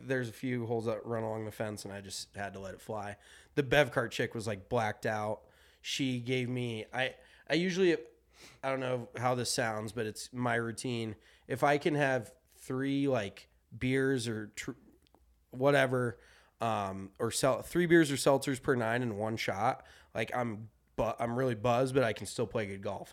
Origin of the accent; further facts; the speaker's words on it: Colorado, United States; growing up in Colorado